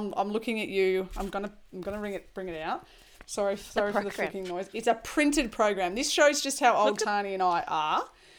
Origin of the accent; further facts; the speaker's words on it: Sydney, New South Wales, Australia; I grew up in Sydney.